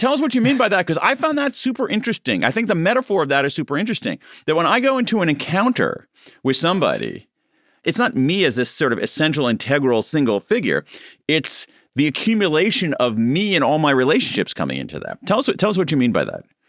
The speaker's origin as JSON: {"language": "English", "country": "United States", "said": "being an American"}